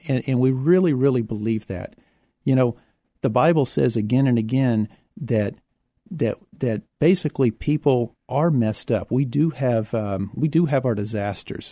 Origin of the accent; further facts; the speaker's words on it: Houston, Texas, United States; also born or lived in San Marcos, Texas; now in San Antonio, United States; I was born in Houston